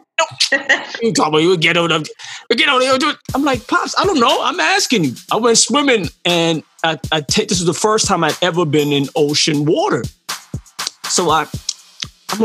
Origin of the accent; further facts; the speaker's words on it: Barbados; moved away; I'm from Barbados.